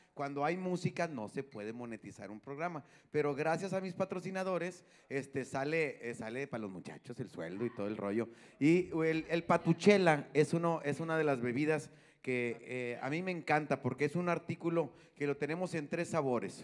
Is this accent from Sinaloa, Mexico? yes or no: no; General Escobedo, Nuevo León, Mexico; aquí de los que somos de Escobedo